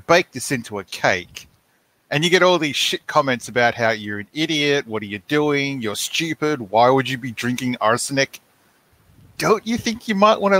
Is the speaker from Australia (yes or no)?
yes; Australia; we're Australian, not American